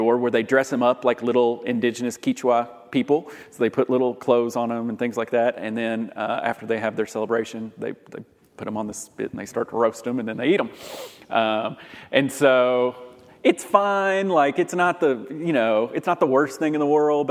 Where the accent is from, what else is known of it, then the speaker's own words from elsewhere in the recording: Lexington, Kentucky, United States; also born or lived in Louisville, Kentucky; I'm from Lexington, Kentucky